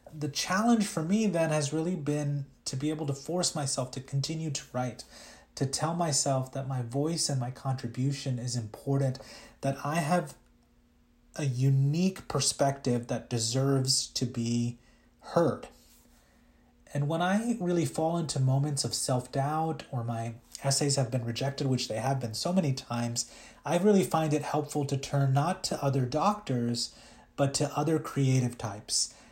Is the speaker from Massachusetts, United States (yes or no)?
no; Louisiana, United States; English is a second language; also born or lived in India; I was raised in a very small town in Louisiana